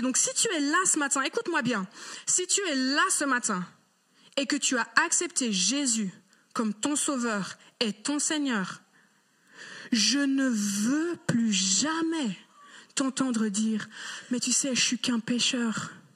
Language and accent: French; Geneva, Switzerland; j'ai grandi à Genève